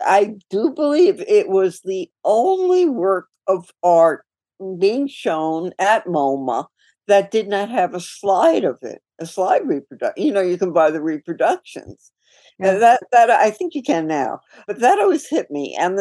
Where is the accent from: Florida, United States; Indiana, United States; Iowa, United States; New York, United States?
New York, United States; New York City; I grew up in New York City, and I grew up in Queens